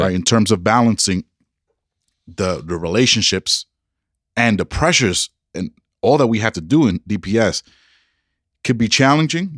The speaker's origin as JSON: {"language": "English", "region": "New York", "country": "United States", "moved": "yes", "lives_now": "Denver, United States", "said": "I'm a New Yorker"}